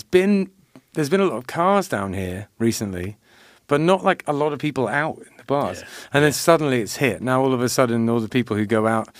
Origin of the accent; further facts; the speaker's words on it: Loxahatchee, Florida, United States; accent: Florida; I was born in Loxahatchee.